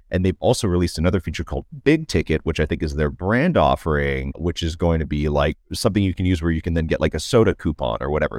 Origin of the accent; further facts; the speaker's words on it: Toronto, Ontario, Canada; as a Canadian and, uh, and a Canadian from Toronto